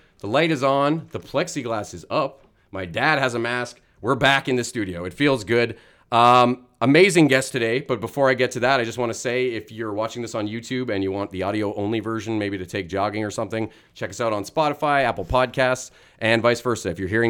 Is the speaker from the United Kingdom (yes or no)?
no; Canada; I would consider you a big star, but maybe that's because I'm a Canadian.